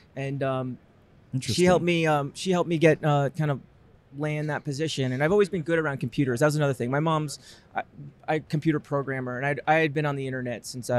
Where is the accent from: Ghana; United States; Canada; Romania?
United States; moved away as an adult; also born or lived in Queens, New York City / New Jersey / Connecticut / Long Island; now in Portland, United States; Yeah. So I grew up in New York, suburbs. That means Connecticut, Long Island, New Jersey. I went to high school in New Jersey.